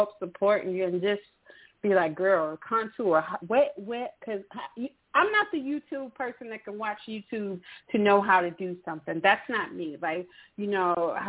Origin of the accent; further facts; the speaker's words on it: Mississippi, United States; now in Atlanta, United States; I'm originally from Mississippi.